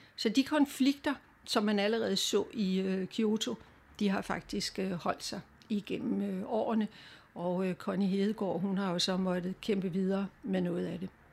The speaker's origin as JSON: {"language": "Danish", "country": "Denmark"}